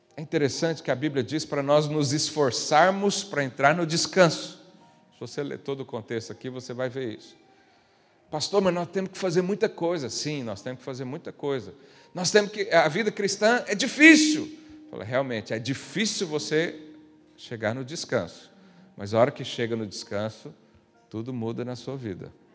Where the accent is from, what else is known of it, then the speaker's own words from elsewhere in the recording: Brazil; moved away; eu vim de uma região lá do Brasil muito